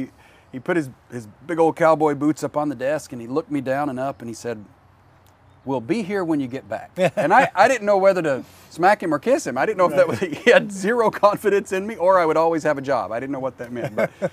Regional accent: Grundy, Virginia, United States; moved away as an adult; also born or lived in Washington, D.C. / West Coast; I grew up in a tiny little coal mining town in Southwest Virginia. I have to say it slowly so it doesn't confuse Southern West Virginia with Southwest Virginia. So near the Virginia-Tennessee border, a little tiny town called Grundy, Virginia. Very small

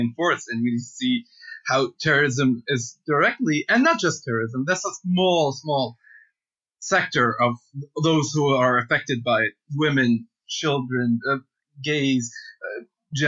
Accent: Benghazi, Cyrenaica, Libya; moved away as an adult; also born or lived in Canada; now in Toronto, Canada; I'm a Libyan activist. I'm from Benghazi, Libya

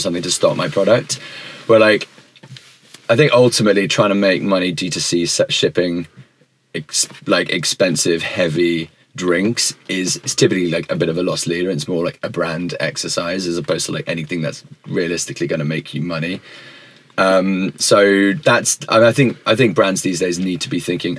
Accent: United Kingdom; also born or lived in United States; I am British

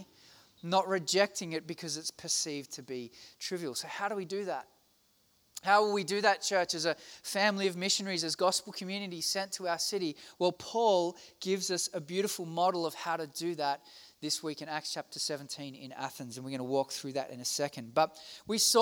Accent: Australia; I'm from Australia.

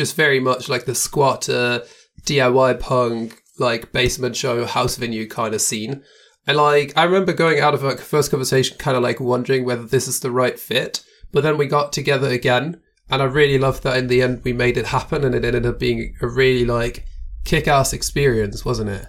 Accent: Germany; moved away as an adult; now in Austria; I'm from Germany, but I live in Austria now

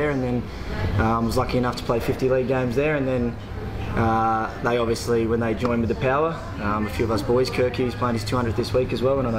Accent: Largs Bay, South Australia, Australia; I grew up around this area, so I was born in Largs Bay, just around the corner there.

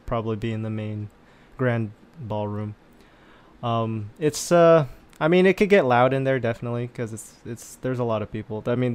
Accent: California, United States; we're from California

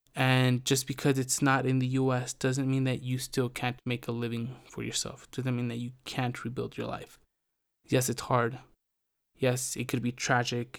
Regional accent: California, United States; moved away as an adult; now in Mexico; I was born in Mexico, but I grew up in California

